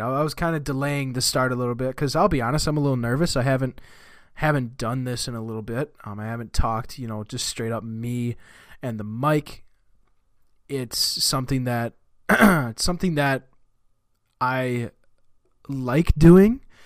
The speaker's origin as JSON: {"language": "English", "town": "Marshfield", "region": "Wisconsin", "country": "United States", "tie": "born or raised there", "said": "I was born in a town called Marshfield, Wisconsin. Um, I am from Wisconsin. I still live in Wisconsin. I've lived in Wisconsin my whole life"}